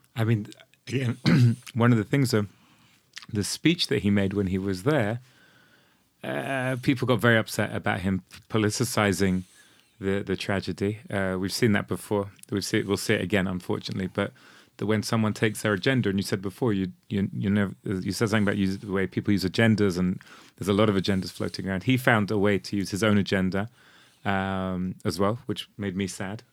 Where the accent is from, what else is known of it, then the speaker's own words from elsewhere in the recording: London, United Kingdom; also born or lived in Modi'in, Israel; now in Israel; when I was growing up in London